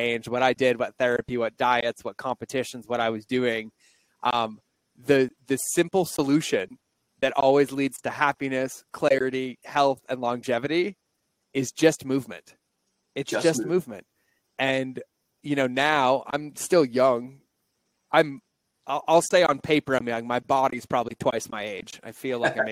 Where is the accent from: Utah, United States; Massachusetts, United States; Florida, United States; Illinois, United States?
Massachusetts, United States; moved away; I'm from the Northeast as well. I'm a Massachusetts kid